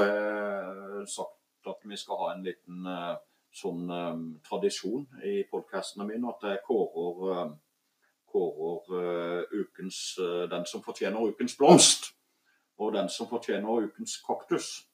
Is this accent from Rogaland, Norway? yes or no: no; Voksdalen, Vegusdal, Agder, Norway; jeg vokste opp mye her